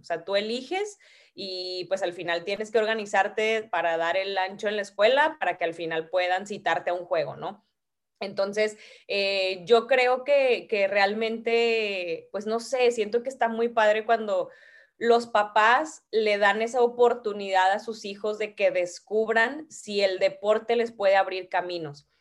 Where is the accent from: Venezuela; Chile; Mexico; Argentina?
Mexico; Ciudad Victoria, Tamaulipas; empecé a ir a jugar en Ciudad Victoria, porque yo soy de allá, de Tamaulipas